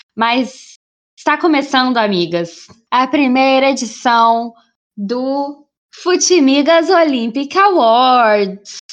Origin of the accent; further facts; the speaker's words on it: Brazil; eu sou brasileira